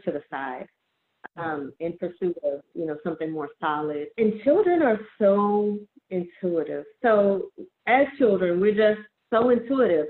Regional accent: New Orleans, Louisiana, United States; I'm from New Orleans

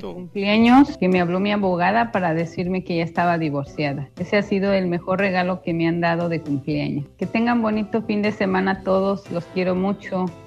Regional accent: Mexico; moved away as an adult; now in United States; yo soy de México, pero pues ya tengo muchos años acá, tengo 23 años en Estados Unidos

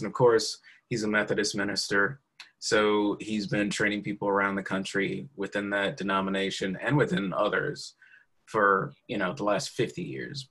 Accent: Opelika, Alabama, United States; now in Culver City, United States; I'm from the South, so you know, I was born in Opelika, Alabama

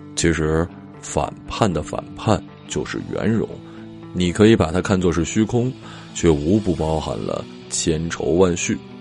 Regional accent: Changbai Mountain, Jilin, China; 在我的老家长白山

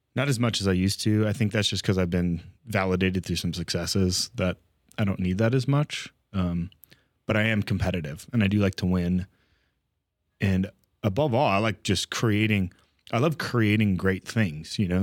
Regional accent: California, United States; grew up California kid

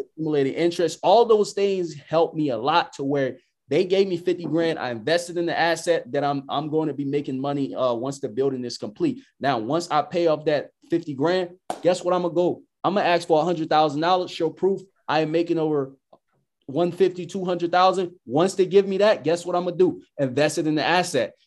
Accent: United States; I'm American

